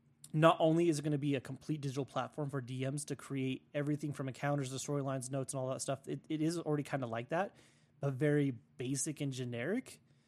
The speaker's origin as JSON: {"language": "English", "country": "United States", "said": "in Russia because, you know, I'm American. I get the bougie cells."}